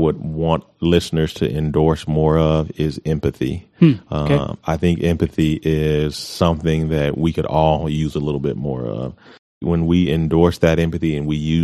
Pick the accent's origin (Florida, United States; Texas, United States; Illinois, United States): Texas, United States; Amarillo; also born or lived in Colorado Springs, Colorado / Kansas / Panama; I'm from the Heights. I mean, I grew up in the Heights